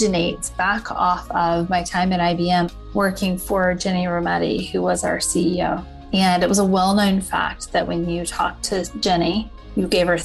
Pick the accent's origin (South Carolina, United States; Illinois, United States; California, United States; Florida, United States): South Carolina, United States; Lancaster; also born or lived in Charlotte, North Carolina / Chapel Hill, North Carolina / Hong Kong / New York City; now in Austin, United States; I grew up in Lancaster, South Carolina, which is just south of Charlotte, North Carolina.